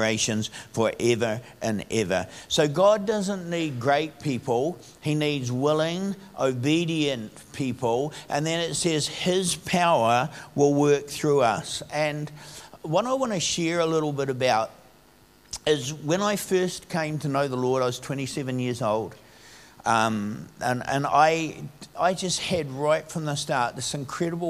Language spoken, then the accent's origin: English; Upper Hutt, Wellington, New Zealand; When I grew up in Upper Hutt. It was a little country town when I first grew up here